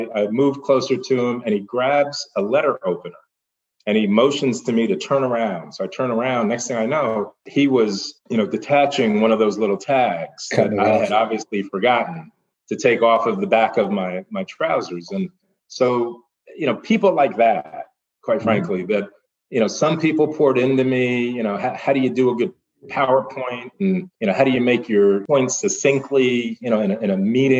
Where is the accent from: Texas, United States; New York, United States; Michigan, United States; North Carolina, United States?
New York, United States; I grew up in New York